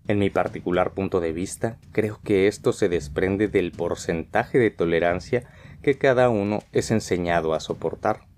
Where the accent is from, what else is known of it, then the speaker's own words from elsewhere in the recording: Mexico; now in Spain; como ya saben soy mexicano, un mexicano que vive en España.